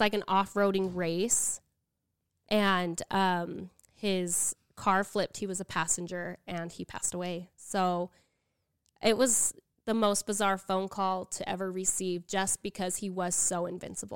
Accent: Utah, United States; also born or lived in Arizona; I grew up in Utah, but when I was married, I lived in Arizona.

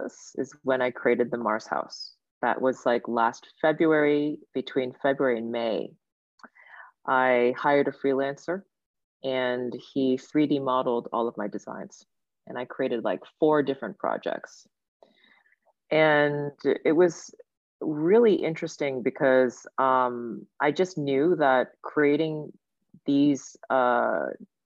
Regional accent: Kitchener, Ontario, Canada; moved away as an adult; also born or lived in Sudbury, Canada / Seoul, South Korea / Japan; when my parents first immigrated, they actually landed in Sudbury for the first 3-4 years, and then we moved to Kitchener

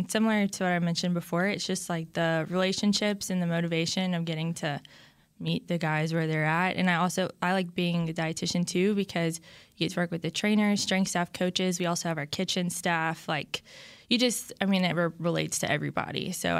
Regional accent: Baton Rouge, Louisiana, United States; But then I'm from Baton Rouge, Louisiana, and I went to LSU.

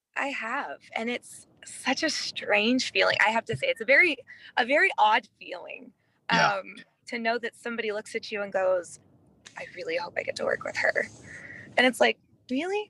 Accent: Midwest, United States; I grew up in the Midwest where attitude is very, very different.

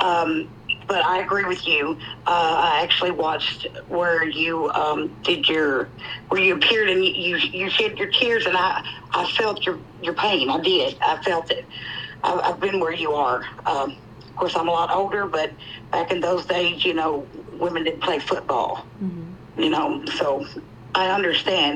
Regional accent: Kentucky, United States; I'm also from Kentucky

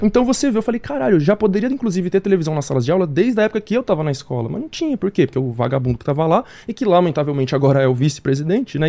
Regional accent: São Paulo, Brazil; also born or lived in Jardim Vista Alegre, Brasilândia; eu nasci ali, no Vista Alegre, mas eu cresci em outra favela ali, que é o Elisa Maria

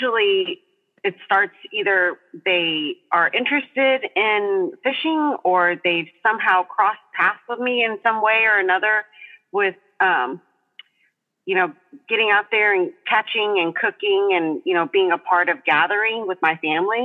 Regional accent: Texas coast, United States; I was raised right here on the Texas coast.

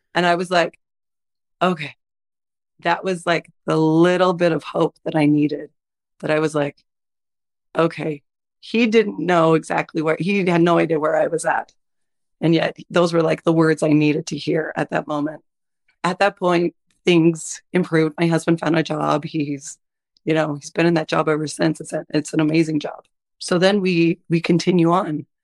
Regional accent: Utah, United States; also born or lived in Idaho; I'm originally from Idaho. I primarily grew up in Utah. We've been in Utah ever since.

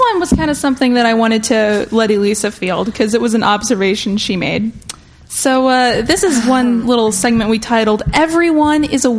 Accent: Georgia, United States; Yeah, I mean, I'm from Georgia, so I know.

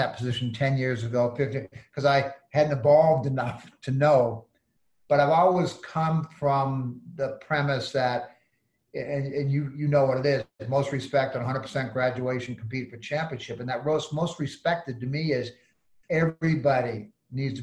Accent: West Concord, Massachusetts, United States; moved away as an adult; also born or lived in Schenectady, New York / Berkeley, California; now in Providence, United States; I grew up in West Concord, 15 miles from the city

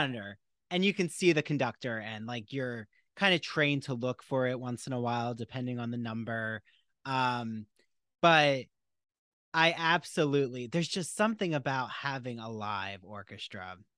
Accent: New Jersey, United States; I'm from New Jersey, and I remember even being in South Jersey

